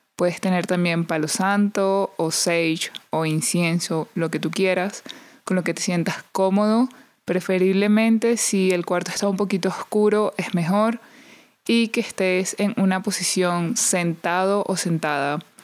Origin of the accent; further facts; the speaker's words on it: Venezuela; now in United States; soy de Venezuela, soy de Latinoamérica y allá no celebramos tanto este día como aquí